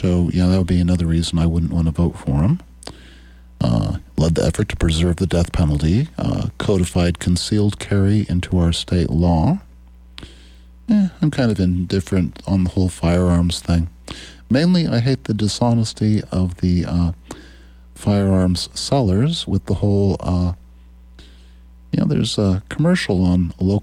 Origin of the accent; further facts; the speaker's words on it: Norfolk, Nebraska, United States; When I was 24 years old, I started my first business, a rural radio station in my hometown of Norfolk.